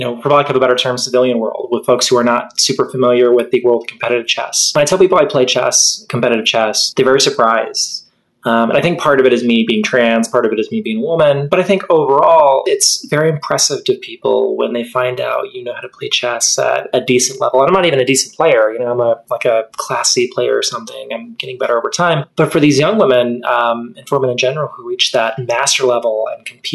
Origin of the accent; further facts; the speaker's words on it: Texas, United States; Well, I was raised in Texas. I wish I could say I was born there, because I am a Texan through and through.